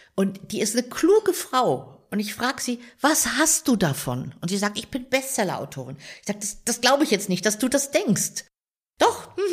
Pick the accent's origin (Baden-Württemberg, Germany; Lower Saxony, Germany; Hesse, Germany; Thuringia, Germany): Lower Saxony, Germany; Rehren; now in Munich, Germany; Meine Heimat ist in der Nähe von Hannover im Weserbergland. Rehren, ein kleiner Ort in der Nähe von Rinteln an der Weser